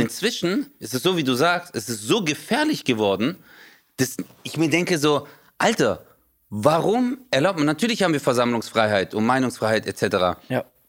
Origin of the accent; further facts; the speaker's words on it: Stuttgart, Baden-Württemberg, Germany; da wo ich herkomme, Stuttgart